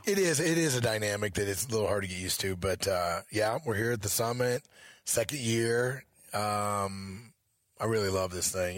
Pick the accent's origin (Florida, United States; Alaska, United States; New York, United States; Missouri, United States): Missouri, United States; moved away as an adult; now in Montana, United States; I grew up in Missouri